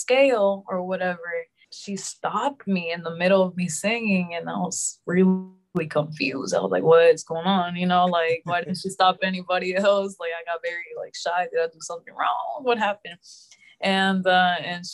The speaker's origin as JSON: {"language": "English", "town": "Houston", "region": "Texas", "country": "United States", "tie": "born or raised there", "also_born_or_lived": "Los Angeles, California", "said": "technically I was born in LA, but I grew up here in Houston. So I don't remember LA. I was like a baby"}